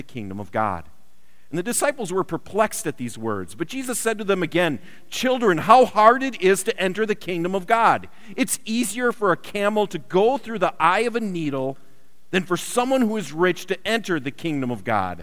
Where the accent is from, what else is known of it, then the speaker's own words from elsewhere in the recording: Wisconsin, United States; I grew up in Wisconsin